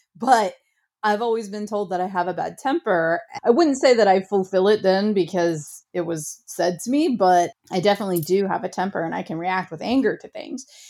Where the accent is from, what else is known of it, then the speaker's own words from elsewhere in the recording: Ohio, United States; I grew up very small town, very rural. I'm from Ohio